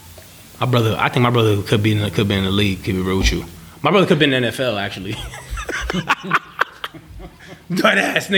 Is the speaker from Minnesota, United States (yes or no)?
no; New York City, New York, United States; also born or lived in Bronx, New York; I grew up in East Harlem.